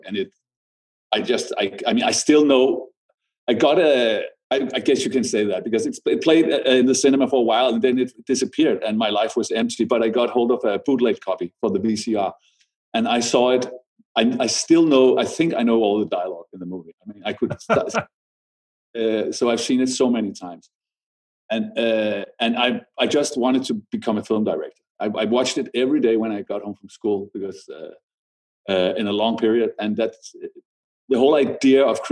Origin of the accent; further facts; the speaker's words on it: Denmark; When we are from Denmark, we are very small